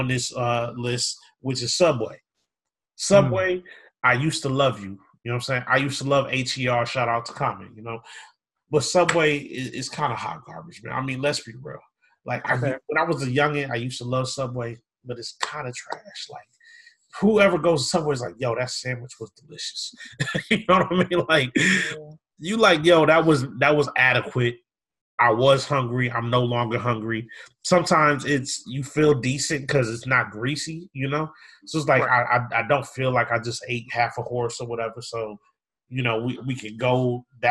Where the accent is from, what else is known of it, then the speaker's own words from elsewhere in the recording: Minneapolis, Minnesota, United States; also born or lived in Chicago; now in Lake County, United States; I grew up in Minneapolis, then lived in Chicago, then, you know, out here in Lake County